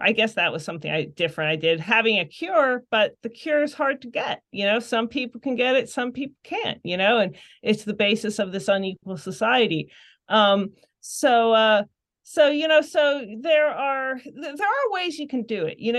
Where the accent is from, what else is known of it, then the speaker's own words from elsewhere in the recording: Pittsburgh, Pennsylvania, United States; we grew up in the suburbs and, you know, obviously it was more suburban